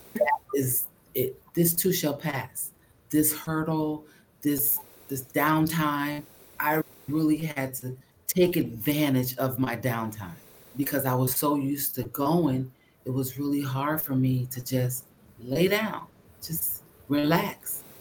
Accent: Connecticut, United States; moved away as an adult; also born or lived in Birmingham, Alabama / Bridgeport, Connecticut; now in New Jersey, United States; I'm from Connecticut

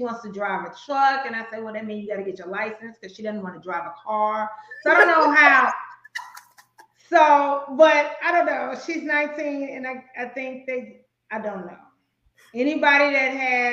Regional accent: Chicago, Illinois, United States; moved away; I'm originally from Chicago

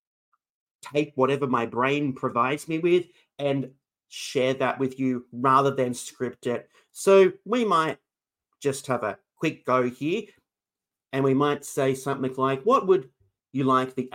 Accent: Australia; I'm from Australia

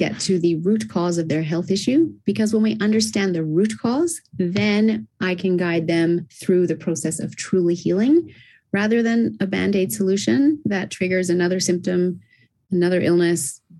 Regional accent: Japan; also born or lived in Australia; Originally, I'm Australian, and I was raised in Japan, as I said, which is why I don't have the Aussie accent.

